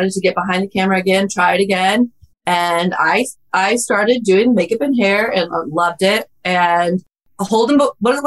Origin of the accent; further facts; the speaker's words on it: Oklahoma, United States; So I'm from Oklahoma